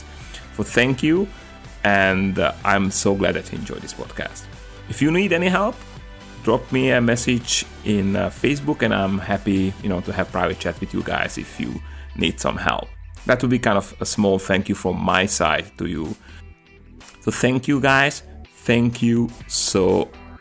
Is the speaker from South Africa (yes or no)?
no; Slovakia; English is a second language; now in California, United States; I'm coming from Slovakia